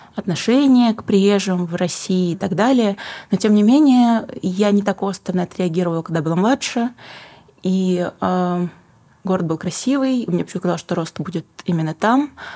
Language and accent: Russian; Western Kazakhstan, Kazakhstan; also born or lived in Saint Petersburg, Russia; now in Almaty, Kazakhstan; моя малая родина — это все таки Западный Казахстан